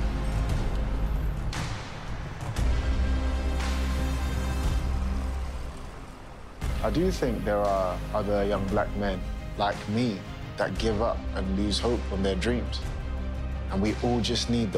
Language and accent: English; London, United Kingdom; also born or lived in Zimbabwe; I was born in Zimbabwe and raised in London.